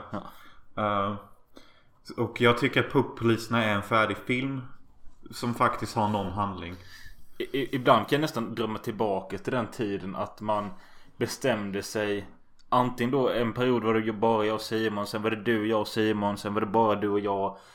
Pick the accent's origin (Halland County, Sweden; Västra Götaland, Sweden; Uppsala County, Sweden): Västra Götaland, Sweden; Gothenburg; Åh, fan jag kommer från Göteborg.